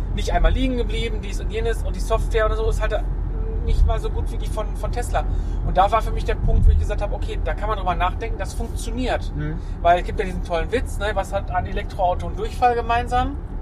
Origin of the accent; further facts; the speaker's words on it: Essen, North Rhine-Westphalia, Germany; bei uns in Essen